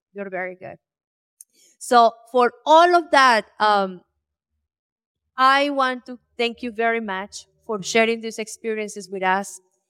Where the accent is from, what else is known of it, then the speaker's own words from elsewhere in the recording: Colombia; I grew up in Colombia. My father was a co-founder of the farmers co-ops for the coffee industry.